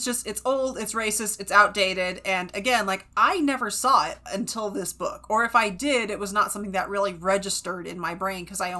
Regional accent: West Coast, United States; also born or lived in Fresno, California; I grew up on the West Coast.

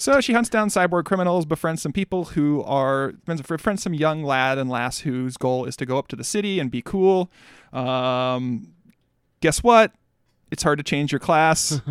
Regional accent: Midwest, United States; I'm a Midwesterner

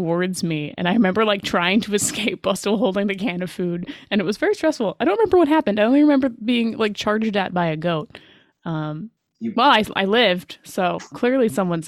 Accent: Delta, British Columbia, Canada; I grew up in Delta, so like North Delta. So we just go to Ladner every school year

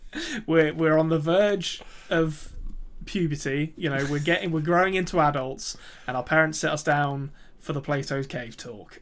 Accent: England, United Kingdom; accent: English; I'm English.

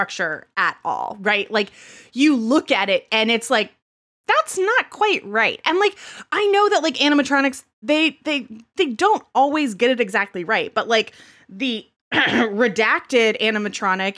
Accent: United States; I grew up in America

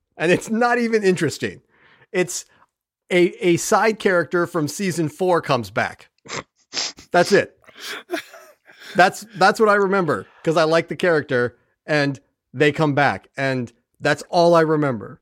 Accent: California, United States; now in Ohio, United States; I was raised in Cal, I mean, I'm from California

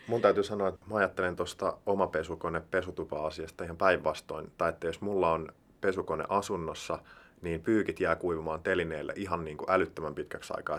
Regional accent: Heinola, Päijänne Tavastia, Finland; now in Helsinki, Finland; Mä oon siis Heinolasta, joka on tämmönen, siihen aikaan oli ehkä yhdeksäntoistatuhannen, kahdenkymmenen tuhannen ihmisen kaupunki

